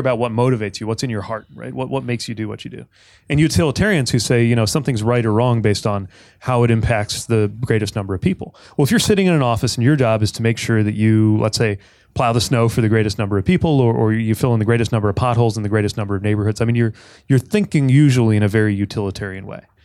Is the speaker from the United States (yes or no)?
yes; South Bend, Indiana, United States; I grew up in South Bend